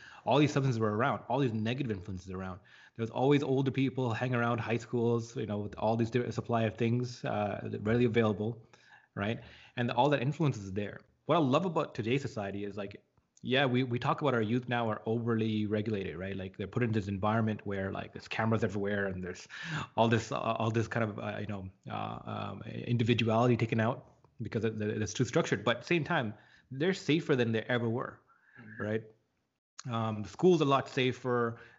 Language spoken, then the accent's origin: English; Scarborough, Ontario, Canada; I grew up in Scarborough, right? It's a suburb of Toronto, but not really a suburb. It's more like an inner city kind of environment